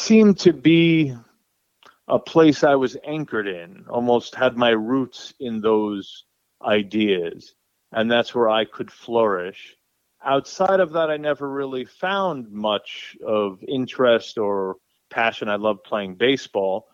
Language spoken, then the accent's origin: English; New Rochelle, New York, United States; I was raised in New Rochelle, New York, which is a suburb right outside of New York City